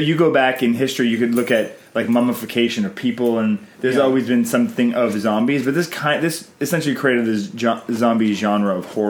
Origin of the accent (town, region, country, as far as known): Canada